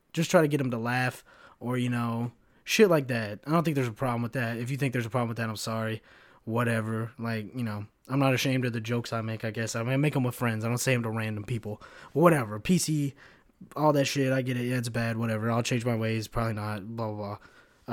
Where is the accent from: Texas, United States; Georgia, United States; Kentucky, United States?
Kentucky, United States; moved away as an adult; also born or lived in Chicago; now in Florida, United States; when I was growing up in Kentucky